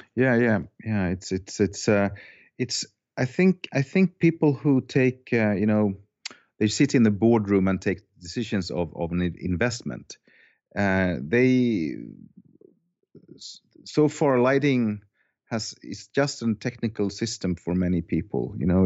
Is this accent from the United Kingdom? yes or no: no; Finland; now in Sweden; I was born in Finland. Uh, I have a Finnish soul and heart, but I have a Swedish passport. I moved to Sweden.